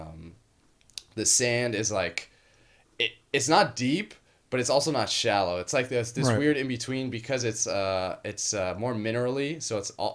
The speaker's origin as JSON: {"language": "English", "town": "Miami", "region": "Florida", "country": "United States", "tie": "born or raised there", "moved": "yes", "said": "I grew up in Miami"}